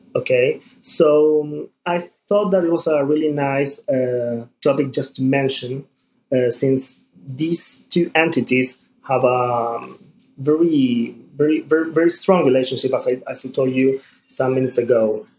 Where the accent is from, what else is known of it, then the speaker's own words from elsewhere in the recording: Buenos Aires, Argentina; I'm from Buenos Aires, Argentina.